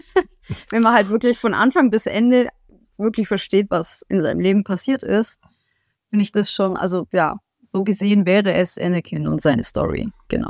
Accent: Augsburg, Bavaria, Germany; ich komme aus Augsburg im Süden Deutschlands

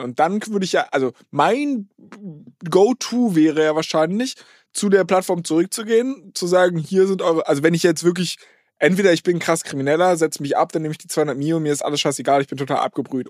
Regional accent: Berlin, Germany; Ich komme eigentlich aus Berlin

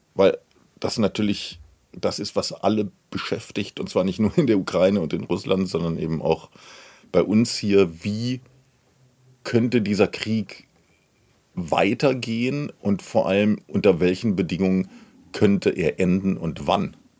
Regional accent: Germany; bei uns in Deutschland

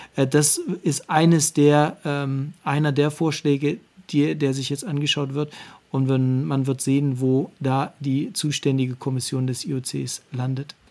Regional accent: Wernigerode, Saxony-Anhalt, Germany; moved away; also born or lived in Cologne; Ich bin in der DDR groß geworden, in Wernigerode.

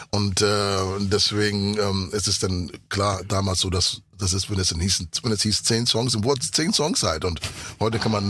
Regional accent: Ghana; first language English; German is a second language; Also ich bin in Ghana aufgewachsen mit, mit Englisch. Ich war auf der internationalen

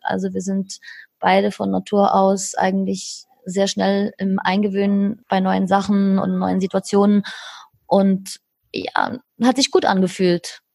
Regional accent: Switzerland; moved away; bin aus der Schweiz

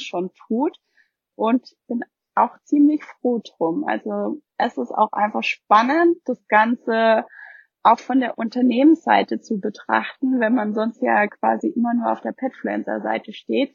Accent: Germany; hier bei uns in Deutschland

